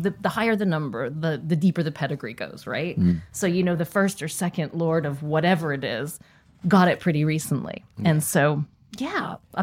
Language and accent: English; United States; moved away; as an American